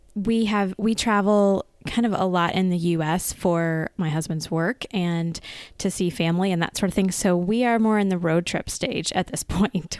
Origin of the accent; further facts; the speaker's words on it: United States; as an American kid growing up, um, I did share a room with my siblings